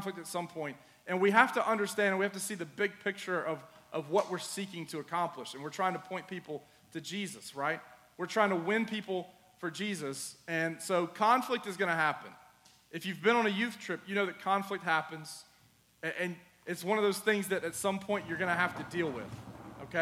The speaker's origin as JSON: {"language": "English", "region": "Mississippi", "country": "United States", "tie": "born or raised there", "also_born_or_lived": "Seattle, Washington"}